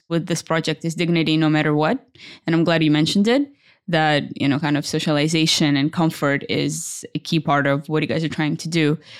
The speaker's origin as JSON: {"language": "English", "town": "Irpin", "region": "Kyiv Oblast", "country": "Ukraine", "tie": "born or raised there", "said": "Irpin. My hometown, a small place of about 60,000 people, 20 kilometers north of Kyiv."}